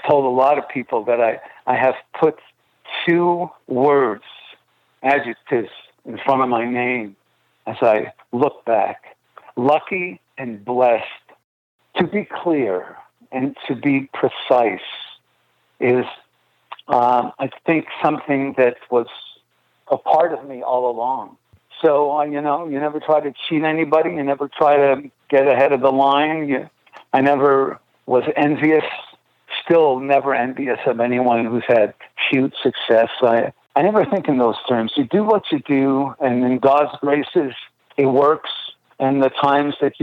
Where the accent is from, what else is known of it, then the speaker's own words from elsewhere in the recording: Montreal, Quebec, Canada; Growing up in Montreal, we obviously had, you know, French